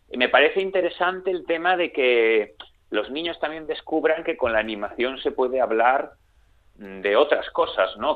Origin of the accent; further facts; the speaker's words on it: Galicia, Spain; yo soy, como se me nota, soy gallego, aquí en la televisión de Galicia